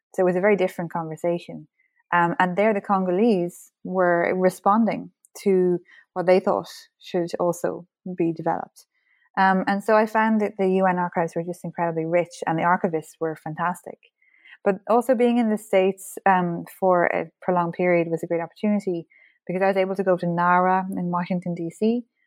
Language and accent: English; Ireland; as an Irish person, history is very much part of our identity and our culture